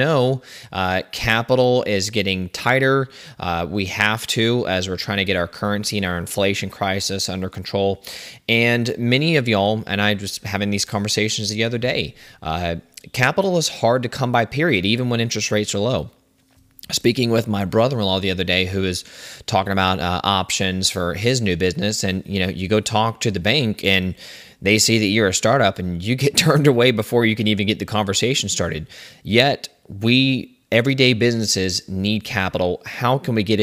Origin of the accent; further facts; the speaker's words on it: Savannah, Georgia, United States; I was born and raised in the Savannah area. Savannah, Georgia